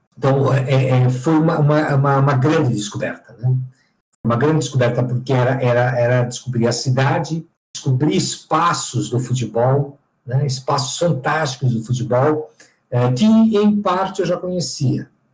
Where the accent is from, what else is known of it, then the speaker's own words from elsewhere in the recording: São Paulo, Brazil; eu sou paulistano, tenho 58 anos